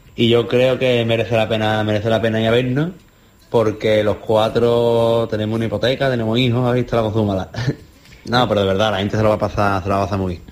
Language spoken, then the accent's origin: Spanish; Andalusia, Spain; somos cuatro andaluces